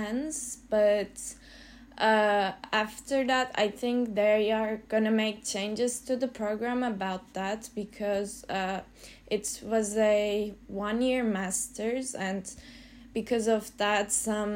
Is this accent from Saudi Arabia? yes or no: no; Turkey; moved away as an adult; also born or lived in Belgium; I come from Turkey and I studied a Bachelor of Architecture in Turkey